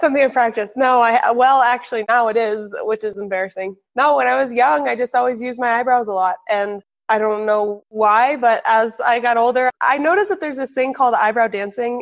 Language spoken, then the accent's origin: English; New Hampshire, United States; also born or lived in Colorado; I was born in Colorado. And then when I was seven, seven and a half, we all moved to New Hampshire.